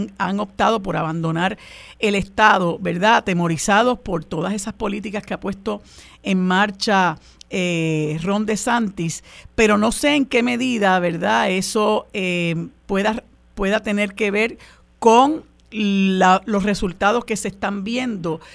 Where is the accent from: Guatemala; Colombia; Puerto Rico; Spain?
Puerto Rico; en un país tan violento como el nuestro